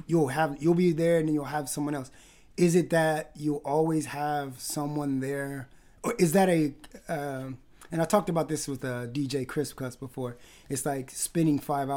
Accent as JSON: {"language": "English", "town": "Palm Springs", "region": "California", "country": "United States", "tie": "born or raised there", "also_born_or_lived": "Wisconsin / Los Angeles", "moved": "yes", "lives_now": "Vancouver, Canada"}